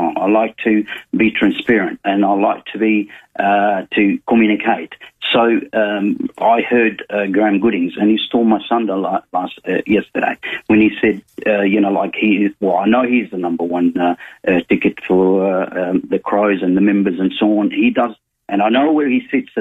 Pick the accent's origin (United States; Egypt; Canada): Egypt; also born or lived in South Australia; now in Adelaide, Australia; I come from Egypt. I came to Australia in the 70s.